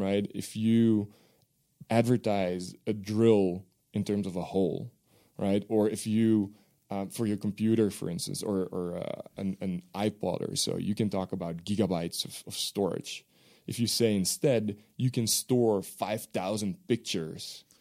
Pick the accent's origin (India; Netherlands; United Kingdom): Netherlands; first language Dutch; English is a second language; moved away; my native language is Dutch